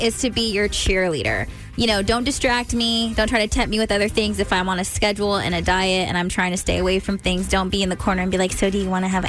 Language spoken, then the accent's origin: English; Stockton, California, United States; moved away; in Stockton, my hometown